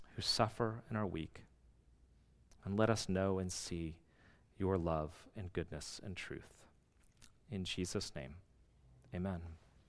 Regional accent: D.C., Northern Virginia, United States; we are from the West, and more specifically Northern Virginia, D C.

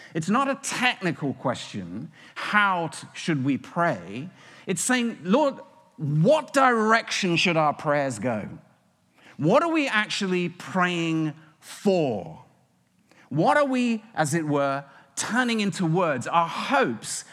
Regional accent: United Kingdom; now in United States; As a Brit

